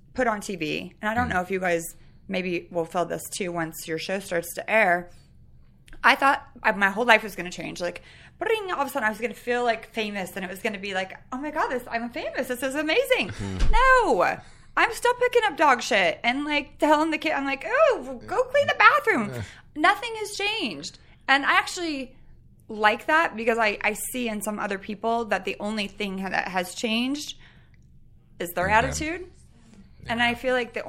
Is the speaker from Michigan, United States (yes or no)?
no; Sacramento, California, United States; also born or lived in San Francisco; I grew up in Sacramento, but then I lived in San Francisco for a really long time